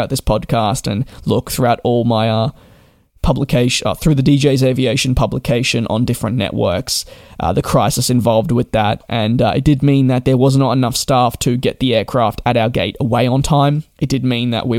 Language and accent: English; Australia; being an Australian myself, growing up